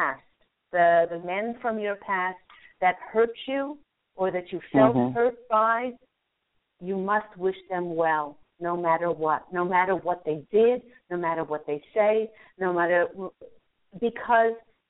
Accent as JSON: {"language": "English", "town": "Charlottesville", "region": "Virginia", "country": "United States", "tie": "born or raised there", "moved": "yes", "said": "I went to Albemarle High School"}